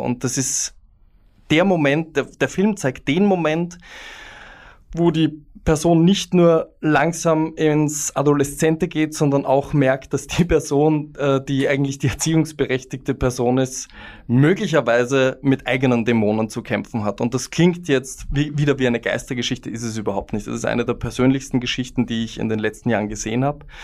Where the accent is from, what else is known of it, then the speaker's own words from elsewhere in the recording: Vienna, Austria; ich als Wiener